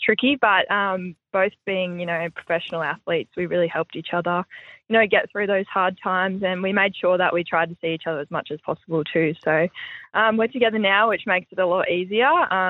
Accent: Brisbane, Queensland, Australia; Yeah, I'm from Brizzy, so grew up in town and went through all the pathways growing up underage, so yeah.

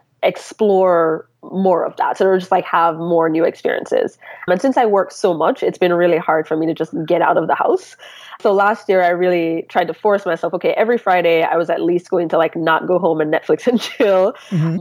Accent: Kingston, Jamaica; now in New York City, United States; I'm originally from Kingston, Jamaica

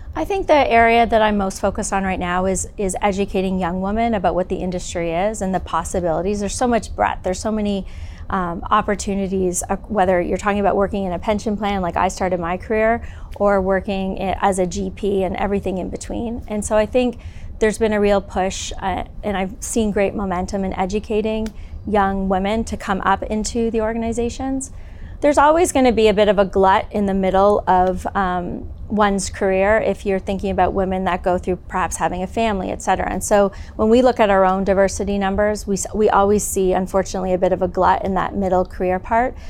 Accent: southwestern Ontario, Canada; moved away as an adult; also born or lived in Toronto, Canada / Hong Kong; now in California, United States; I grew up in southwestern Ontario predominantly

